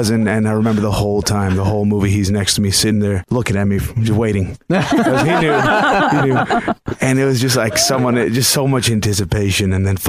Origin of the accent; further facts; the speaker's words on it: Miami, Florida, United States; moved away; also born or lived in San Francisco; I grew up in Miami